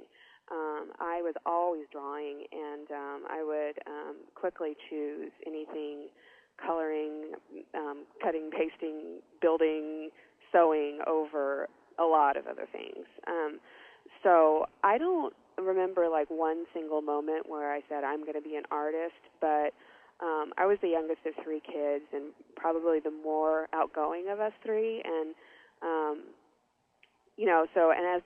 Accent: Knoxville, Tennessee, United States; also born or lived in Chicago, Illinois; my family moved to Knoxville, Tennessee, which is 3 hours east of here, and again, a gorgeous part of the country to grow up

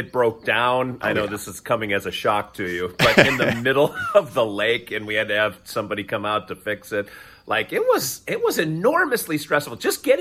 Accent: Mukwonago, Wisconsin, United States; moved away; I'm from Wisconsin

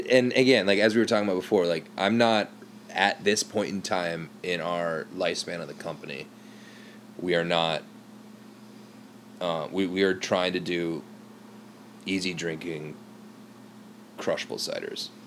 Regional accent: Upper Midwest, United States; now in Bay Area, United States; we are we are not Bay Area natives, and we are honestly, I'm from the Upper Midwest.

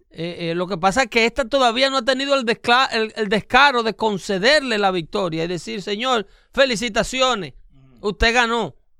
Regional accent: Dominican Republic; now in United States

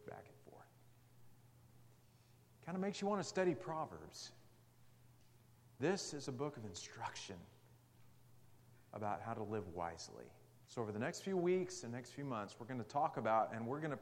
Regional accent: Amarillo, Texas, United States; Mrs. Pemberton's freshman English class at Amarillo High School.

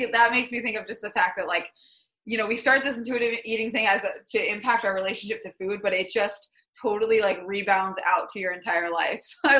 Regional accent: Albany, New York, United States; moved away; I'm from Albany originally.

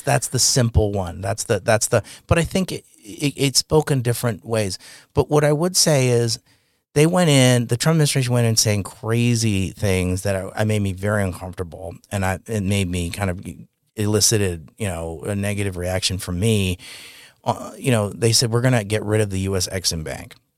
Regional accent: New York, United States; I grew up in New York

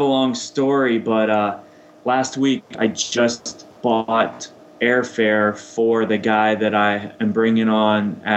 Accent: Northern Virginia, United States; I grew up in Northern Virginia around the area

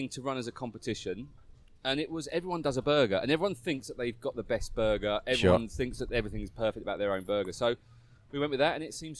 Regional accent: Essex, East of England, United Kingdom; now in Phuket, Thailand; we're both from Essex.

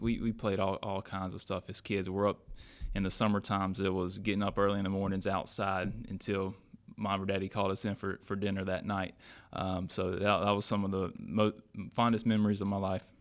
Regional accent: South Mills, North Carolina, United States; also born or lived in Burlington, North Carolina / Buies Creek, North Carolina; I grew up in a little city of South Mills, um, in Camden, and, uh, I was born in Burlington, North Carolina, actually, but at a very young age moved out there

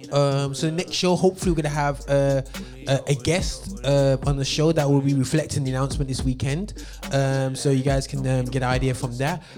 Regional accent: Birmingham, West Midlands, United Kingdom; here in my hometown, Birmingham

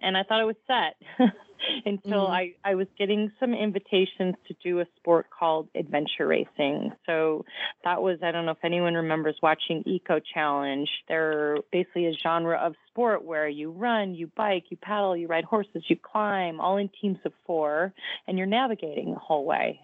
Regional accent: Downers Grove, Illinois, United States; I grew up in Downers Grove, Illinois, in the suburbs

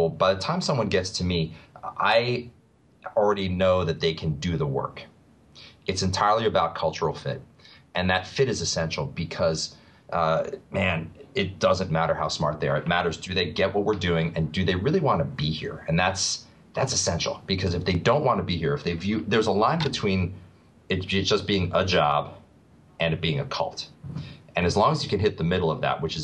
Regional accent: New York, United States; also born or lived in Philadelphia, Pennsylvania; I grew up in New York and then in Philadelphia. And now I live outside of New York City

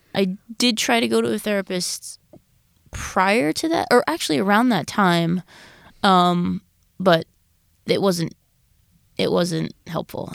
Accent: Long Island, New York, United States; I grew up in Long Island, New York

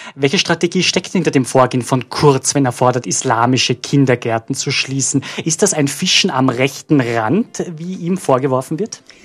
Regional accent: Austria; bei uns in Österreich

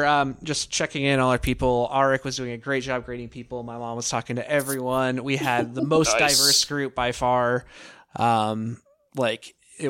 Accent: Iowa, United States; I'm just a guy from Iowa. I work for an insurance company

